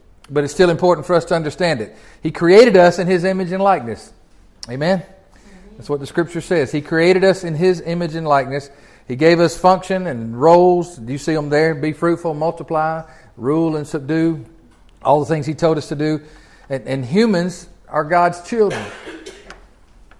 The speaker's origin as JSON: {"language": "English", "region": "Tennessee", "country": "United States", "said": "I'm from Tennessee"}